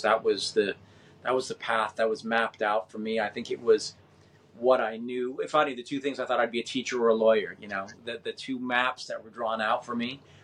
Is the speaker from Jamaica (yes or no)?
no; Winnipeg, Manitoba, Canada; moved away; I was born in Winnipeg, Manitoba